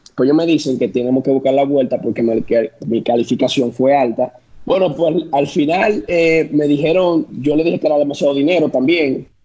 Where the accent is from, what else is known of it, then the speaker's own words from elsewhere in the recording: San Francisco de Macorís, Duarte, Dominican Republic; en mi pueblo, San eh, Francisco de Macorís